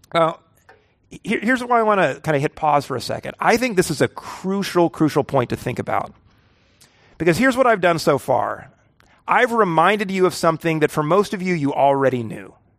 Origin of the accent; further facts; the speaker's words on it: the Ozarks, United States; I'm from the Ozarks.